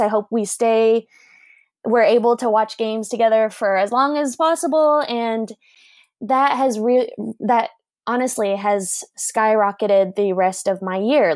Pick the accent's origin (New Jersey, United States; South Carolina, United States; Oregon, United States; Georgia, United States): Oregon, United States; Portland; growing up in Portland